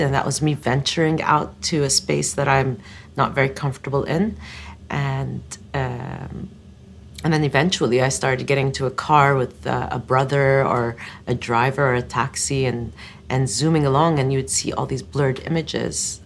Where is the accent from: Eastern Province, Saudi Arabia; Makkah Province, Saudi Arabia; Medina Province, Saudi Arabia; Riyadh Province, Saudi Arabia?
Eastern Province, Saudi Arabia; growing up in the Eastern Province, we used to go out in spring to collect desert roses